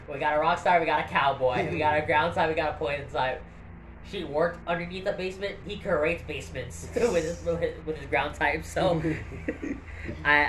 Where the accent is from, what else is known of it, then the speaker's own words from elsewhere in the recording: Florida, United States; I'm from Florida, so there's not a whole lot of rock climbing